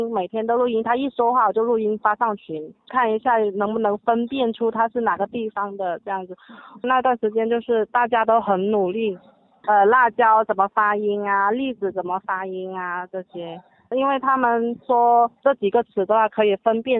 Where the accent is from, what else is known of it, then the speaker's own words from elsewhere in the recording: Yangchun, Guangdong, China; 我来自广东阳春市